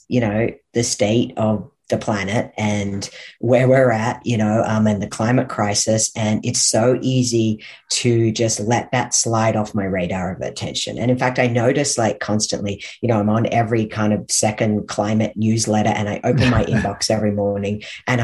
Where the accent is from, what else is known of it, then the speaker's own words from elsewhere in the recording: Australia; moved away as an adult; now in Canada; Well, I actually grew up in Australia. I've been in Canada for the last 12 years